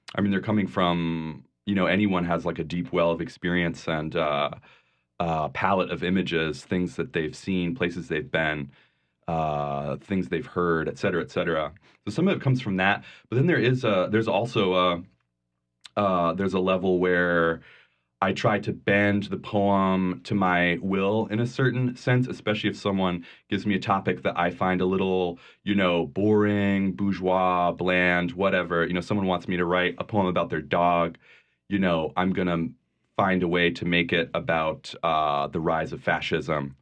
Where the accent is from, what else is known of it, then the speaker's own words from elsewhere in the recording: Vermont, United States; moved away; also born or lived in New Orleans; I grew up in, uh, a tiny town in Vermont